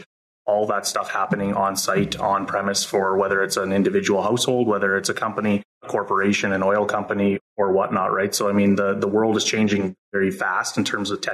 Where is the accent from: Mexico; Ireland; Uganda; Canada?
Canada; Saskatoon, Saskatchewan; also born or lived in Regina; I was born and raised in Saskatoon, went to high school here